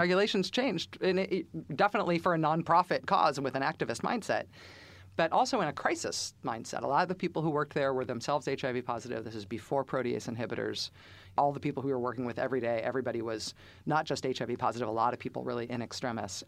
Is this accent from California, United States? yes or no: yes; Bay Area, California, United States; also born or lived in Alameda County; now in Massachusetts, United States; growing up in the Bay Area